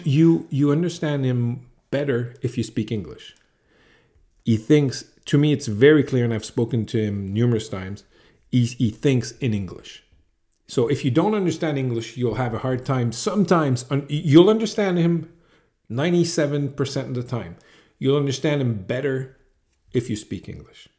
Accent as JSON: {"language": "English", "town": "Montreal", "region": "Quebec", "country": "Canada", "tie": "born or raised there", "said": "not from Toulouse, from Montreal, like ten kilometers from here."}